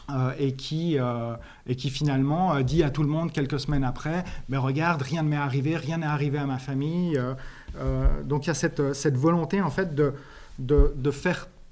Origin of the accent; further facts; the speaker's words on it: Switzerland; Je viens de Suisse